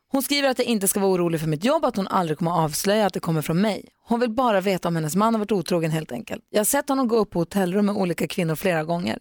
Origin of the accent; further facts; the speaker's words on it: Växjö, Kronoberg County, Sweden; Jag är också född i Växjö, mina syskon är uppvuxna i Kalmar